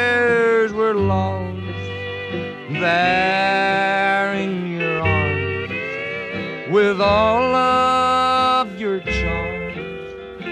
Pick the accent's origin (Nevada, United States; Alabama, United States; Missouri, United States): Alabama, United States; Start off this morning with a tune I wrote about my home state down here in Alabama.